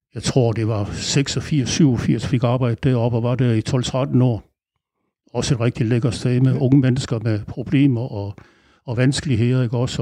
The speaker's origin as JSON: {"language": "Danish", "town": "Aarhus", "region": "Central Denmark Region", "country": "Denmark", "tie": "born or raised there", "moved": "as an adult", "lives_now": "Langeland, Denmark", "said": "jeg er opvokset i Aarhus"}